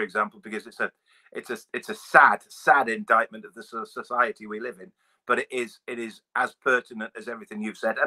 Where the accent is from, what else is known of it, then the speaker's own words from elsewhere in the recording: East Midlands, United Kingdom; I grew up in the East Midlands.